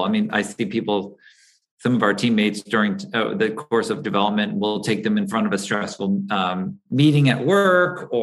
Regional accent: East Coast, United States; also born or lived in Los Angeles, California; now in New York, United States; I grew up out on the East Coast

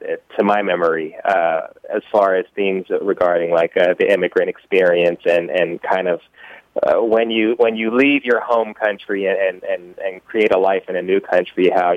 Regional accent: Los Angeles, California, United States; I was born and raised in Los Angeles

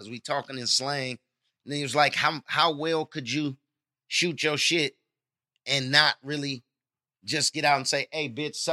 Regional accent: Oakland, California, United States; I come from Oakland.

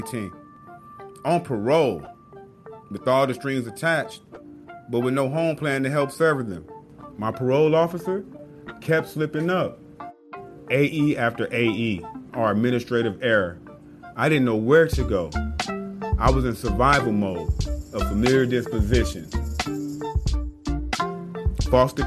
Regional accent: Los Angeles, California, United States; also born or lived in Junction City, Kansas; growing up in Los Angeles and, you know, as I said, exiting foster care and growing up on the streets

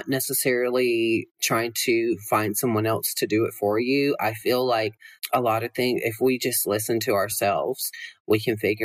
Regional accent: Georgia, United States; moved away as an adult; also born or lived in Los Angeles; now in Las Vegas, United States; growing up in Georgia

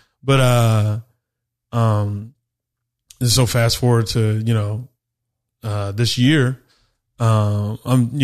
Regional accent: Phoenix, Arizona, United States; also born or lived in Texas; I'm from Phoenix, Arizona

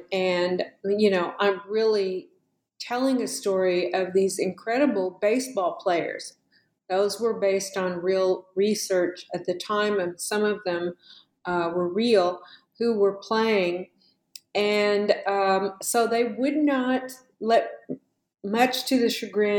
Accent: Oklahoma, United States; because I'm an Oklahoma Choctaw, I'm from Oklahoma.

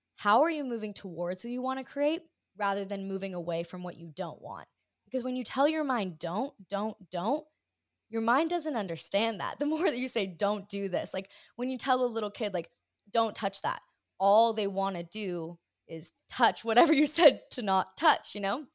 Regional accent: Hawaii, United States; I grew up in Hawaii

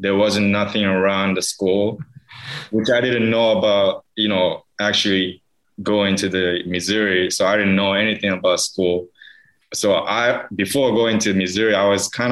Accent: Hiroshima, Japan; English is a second language; moved away as an adult; now in Atlanta, United States; I'm from Hiroshima

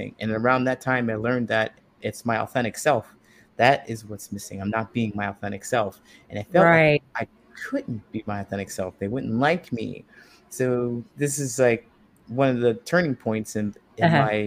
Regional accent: Ohio, United States; moved away as an adult; also born or lived in California; I grew up in a small town in Ohio

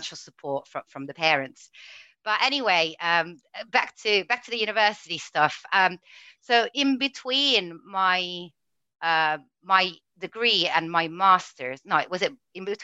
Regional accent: Italy; English is a second language; moved away as an adult; now in United Kingdom; growing up in Italy

